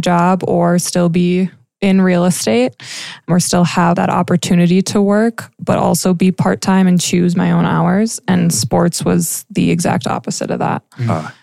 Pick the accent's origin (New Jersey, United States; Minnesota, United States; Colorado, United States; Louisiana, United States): Minnesota, United States; moved away as an adult; small town, Minnesota, born and raised there